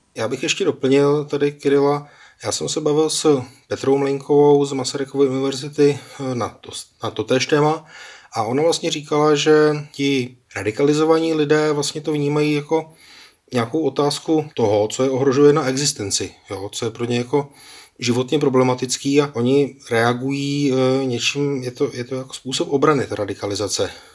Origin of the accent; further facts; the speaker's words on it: Czechia; dlouhodobě jsme jako Češi přece učení v tom